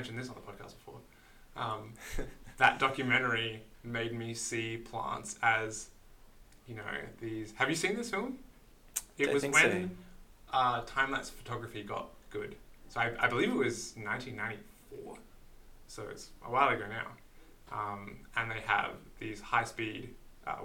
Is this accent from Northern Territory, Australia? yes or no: no; Queensland, Australia; being a Queenslander